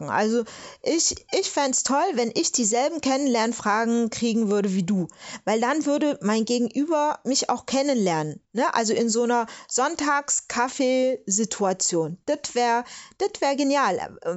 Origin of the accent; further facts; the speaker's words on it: Stuttgart, Baden-Württemberg, Germany; die hätten mich gefragt, wo kommst du denn her? Und dann sage ich aus Stuttgart und dann äh, insistieren die und wollen dann was ganz anderes wissen. Und wenn ich dann sagen würde, Nigeria, dann kann ich dir sagen, was losgeht.